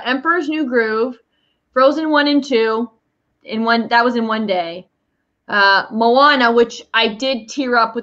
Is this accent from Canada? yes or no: yes; Canada; I'm from Canada